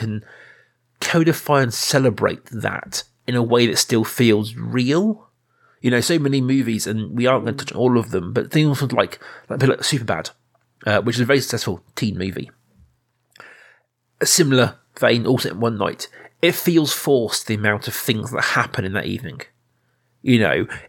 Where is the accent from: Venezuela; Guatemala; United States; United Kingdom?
United Kingdom; Reading, South East England; you and I grew up in Reading, which is not a small town, it's a big town